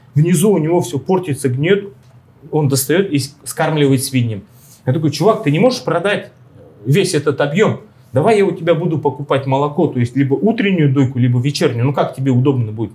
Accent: Russia; now in Argentina; мы же из России

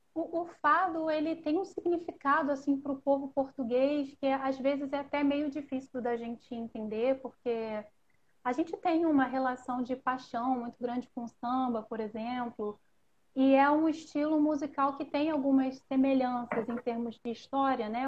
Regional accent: Rio de Janeiro, Brazil; accent: carioca; como carioca, no meu linguajar carioca

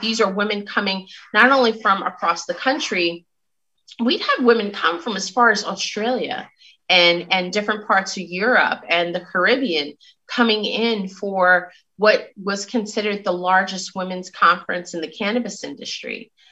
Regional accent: New York City, New York, United States; I'm from Brooklyn, New York. I rep Brooklyn every time. And so having grown up in Brooklyn

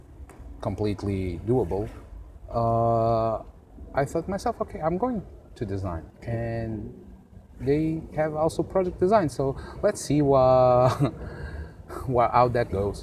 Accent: Vila Viçosa, Alentejo, Portugal; born or raised there; moved away as an adult; now in Lisbon, Portugal

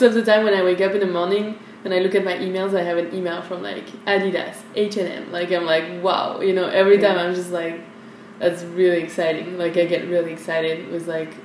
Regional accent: France; moved away as an adult; now in Vietnam; I grew up in France

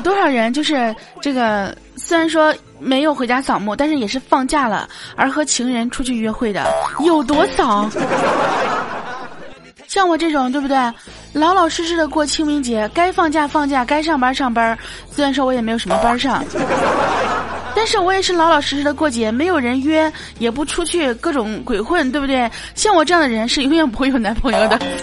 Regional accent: Baoding, Hebei, China; 大家都知道我是保定的

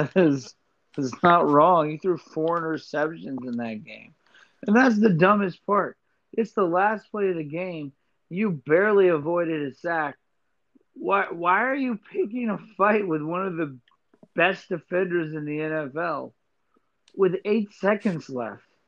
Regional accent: Miami, Florida, United States; I was born in Miami. Um, you know, grew up, you know, watching the Dolphins

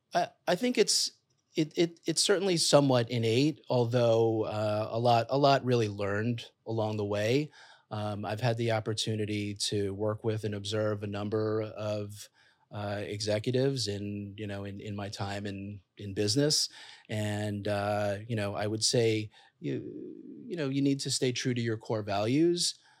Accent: New York City, New York, United States; I'm a kid from Queens, came from modest beginnings

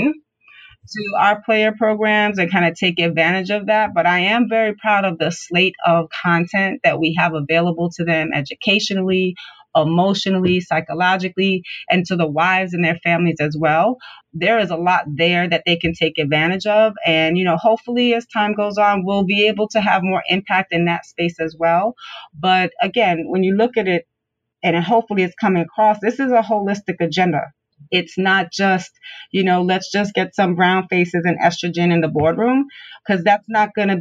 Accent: New York City, New York, United States; I'm born and raised in Brooklyn.

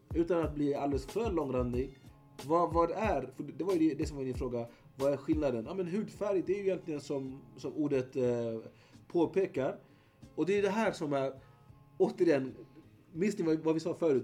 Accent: Eritrea; now in Sweden; Eritrea så har vi nio folkgrupper

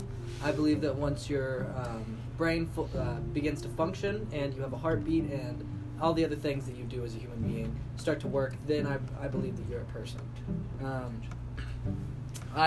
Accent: Fort Worth, Texas, United States; moved away; also born or lived in New York; I grew up in Fort Worth for a fair amount of time, and then I live a lot of time in New York

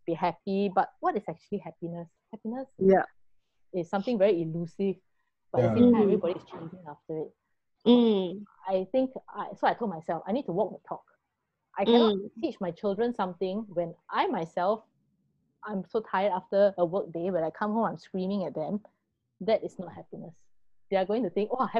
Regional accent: Singapore; And being Singaporean

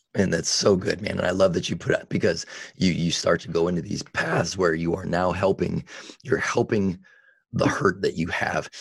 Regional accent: Vacaville, California, United States; in Vacaville, and that's where I grew up and have a lot of my roots

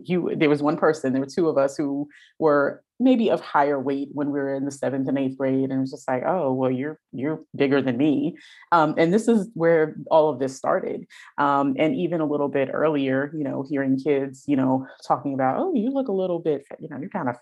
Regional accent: New York City, New York, United States; I grew up in the Bronx in New York State

